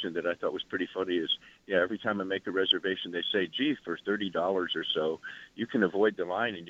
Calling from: New Jersey, United States; calling from New Jersey.

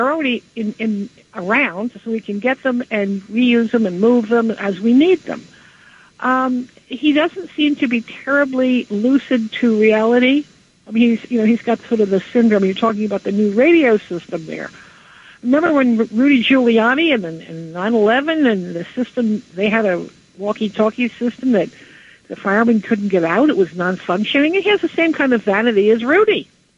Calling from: Flemington, New Jersey, United States; also born or lived in New York; from Flemington, New Jersey.

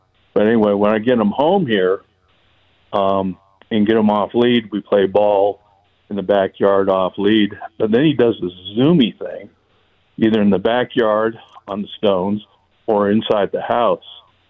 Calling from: Prescott, Arizona, United States; Oh, good old Prescott.

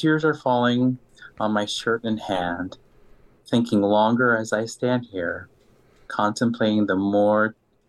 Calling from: Stockbridge, Georgia, United States; Yeah, I'm calling from Stockbridge, Georgia, which is outside of Atlanta.

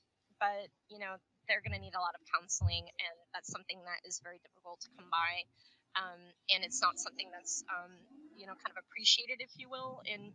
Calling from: Puerto Rico; here I'm, you know, calling from, or I'm joining from Puerto Rico.

